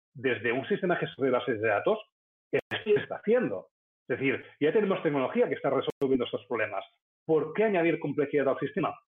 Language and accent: Spanish; Spain; como sociedad española eh, tenemos que cambiar